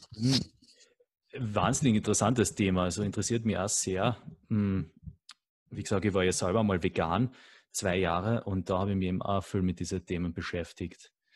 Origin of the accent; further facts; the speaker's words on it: Carinthia, Austria; Also ich bin selber auch am Land aufgewachsen, in einem sehr kleinen Dorf in Kärnten.